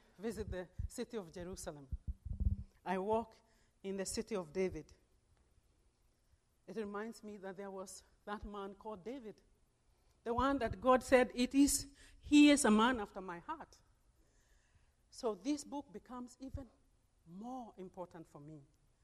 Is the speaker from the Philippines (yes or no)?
no; Kenya; now in United States; my birth country. I'm originally from Kenya